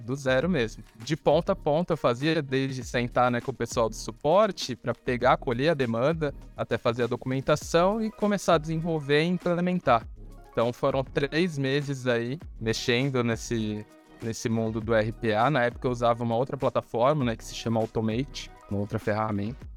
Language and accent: Portuguese; Santos, São Paulo, Brazil; sou nascido e criado em Santos